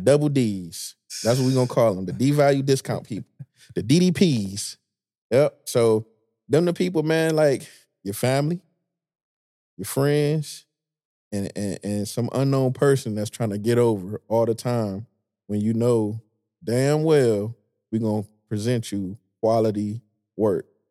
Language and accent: English; Detroit, Michigan, United States; I'm from Detroit